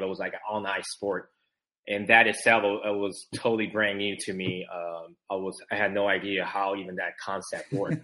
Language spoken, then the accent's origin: English; San Francisco Bay Area, California, United States; also born or lived in Taiwan; my family and I immigrated from Taiwan. You know, so uh, we grew up in California, San Francisco Bay Area